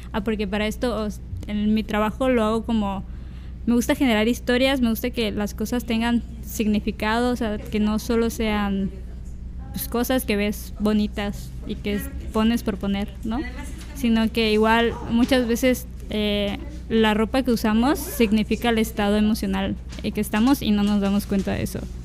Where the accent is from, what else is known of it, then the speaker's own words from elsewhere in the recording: Villahermosa, Tabasco, Mexico; moved away; yo soy tabasqueña, soy de, de Villahermosa, Tabasco